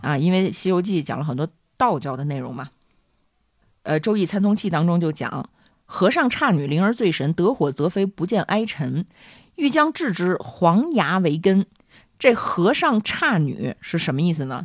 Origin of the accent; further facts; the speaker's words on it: China; 我们中国人这么喜欢广播体操